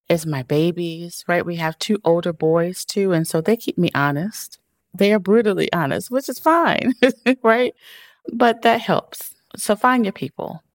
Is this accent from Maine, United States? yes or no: no; Chicago, Illinois, United States; I am a girl from Chicago who grew up on the South Side